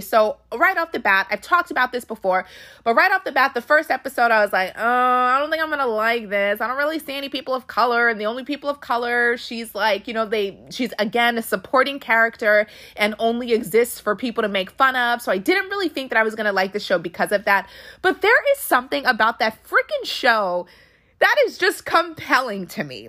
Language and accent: English; Washington, D.C. area, District of Columbia, United States; born or raised there; also born or lived in Arlington, Virginia